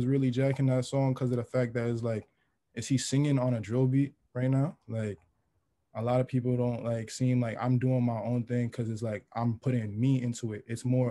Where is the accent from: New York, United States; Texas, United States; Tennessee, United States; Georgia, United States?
New York, United States; New York City; I grew up in Queens since like I was born